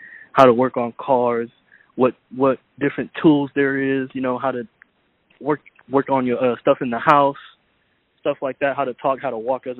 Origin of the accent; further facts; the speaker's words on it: Sacramento, California, United States; from Sacramento. I'm from Sacramento, California.